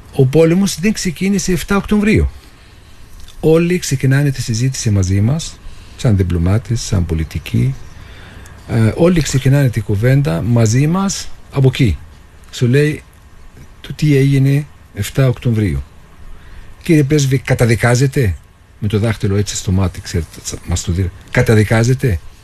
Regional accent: Jenin, West Bank, Palestine; moved away as an adult; now in Cyprus; Γεννήθηκα στη Δυτική Όχθη. Είμαι από την πόλη Τζινίν

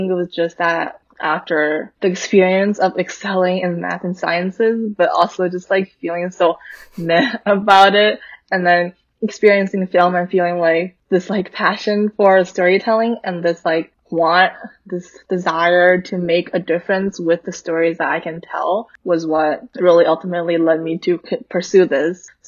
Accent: Vancouver, British Columbia, Canada; moved away as an adult; now in New York City, United States; I'm currently in New York City, but I grew up in Vancouver, where I went to a pretty STEM focused high school.

